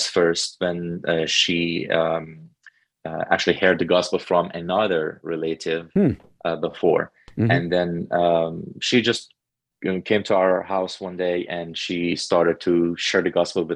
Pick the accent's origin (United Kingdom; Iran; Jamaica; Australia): Iran; Tehran, Tehran Province; now in North Carolina, United States; I was growing up in a Muslim family in Tehran, Iran